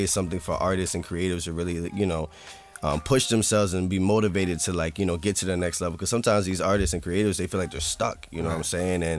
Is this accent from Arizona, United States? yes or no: no; south Bergen County, New Jersey, United States; I'm from south of Bergen County